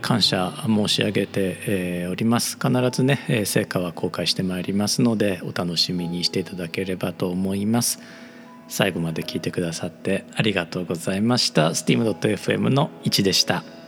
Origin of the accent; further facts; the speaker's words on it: Osaka, Japan; moved away; 僕の故郷大阪